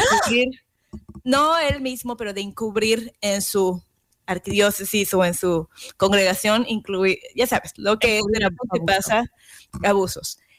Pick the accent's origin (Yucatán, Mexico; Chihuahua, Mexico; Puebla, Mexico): Yucatán, Mexico; moved away; mi tierra, Yucateca